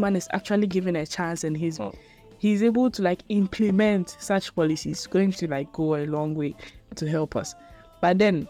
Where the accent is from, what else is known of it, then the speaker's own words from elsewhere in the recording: Ghana; Already in our genetics, before you are even born as a Ghanaian, you know that in our political system is two parties.